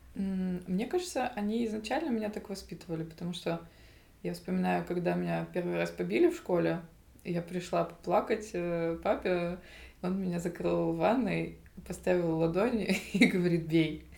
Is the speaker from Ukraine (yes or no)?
yes; Zaporizhzhia, Zaporizhzhia Oblast, Ukraine; moved away; also born or lived in Paris